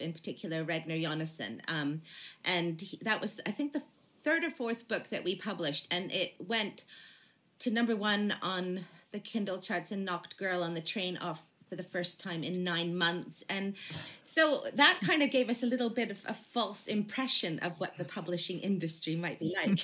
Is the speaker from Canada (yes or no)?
yes; Canada; now in United Kingdom; I'm from Canada originally